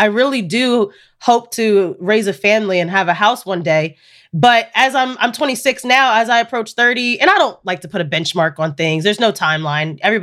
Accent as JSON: {"language": "English", "region": "Indiana", "country": "United States", "also_born_or_lived": "New Jersey or New York", "moved": "yes", "said": "I am originally from Indiana and I still have family there"}